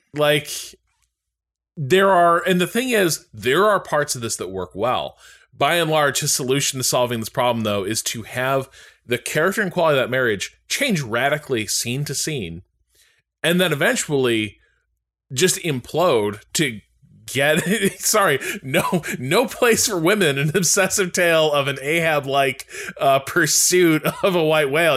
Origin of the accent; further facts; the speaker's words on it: Chicago, Illinois, United States; I've been to Marshall Fields a million times growing up around Chicago